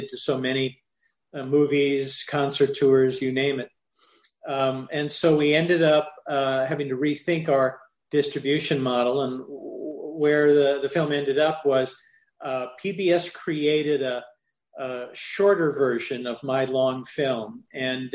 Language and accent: English; Midwest, United States; When I was a kid growing up in the Midwest